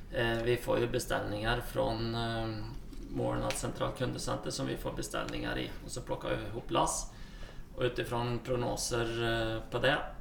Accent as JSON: {"language": "Norwegian", "country": "Sweden", "moved": "as an adult", "lives_now": "Norway", "said": "Jeg kommer ursprungelig fra Sverige"}